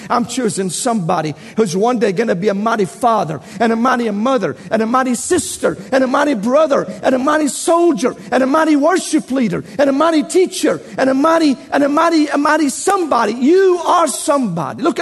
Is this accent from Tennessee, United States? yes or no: yes; Tennessee, United States; accent: southern Tennessee; I must speak with my southern Tennessee accent, and you listen very carefully.